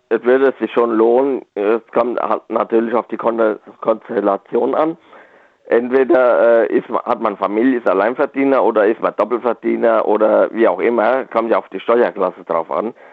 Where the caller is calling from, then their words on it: Rhineland-Palatinate, Germany; Ja, ich bin aus dem Westerwald in der Nähe von Bad Marienberg.